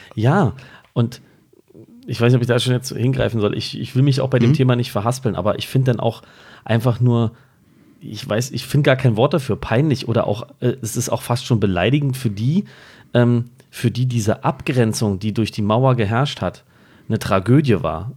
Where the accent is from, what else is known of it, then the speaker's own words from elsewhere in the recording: Berlin, Germany; als Berliner